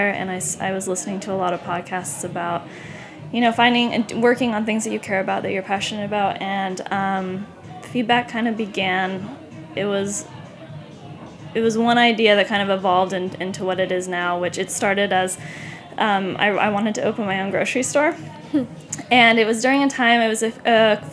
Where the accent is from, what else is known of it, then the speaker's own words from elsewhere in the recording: San Clemente, California, United States; moved away; I'm from Southern California. I'm from a small town